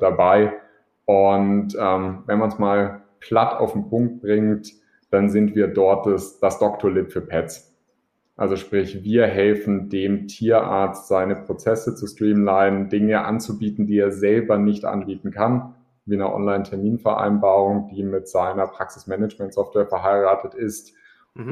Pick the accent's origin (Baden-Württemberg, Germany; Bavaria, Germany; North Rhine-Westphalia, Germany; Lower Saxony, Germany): Bavaria, Germany; Augsburg; als Augsburger in der Stadt